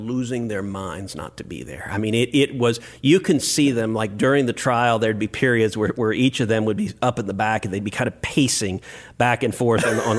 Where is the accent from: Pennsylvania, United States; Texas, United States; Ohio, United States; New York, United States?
Texas, United States; Houston; I'm from Houston, so we don't have snow or ice.